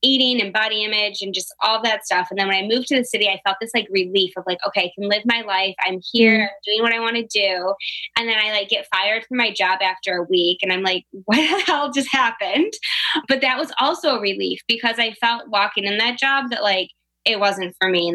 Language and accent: English; Livonia, Michigan, United States; moved away as an adult; also born or lived in New York; I was born in Livonia, which is like a suburb outside of Detroit. So I'm born and raised here